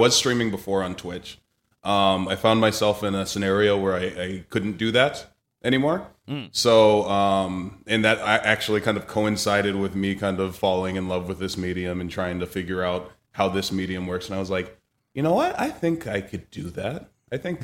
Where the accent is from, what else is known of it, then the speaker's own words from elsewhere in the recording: Boston, Massachusetts, United States; moved away; I'm from Boston originally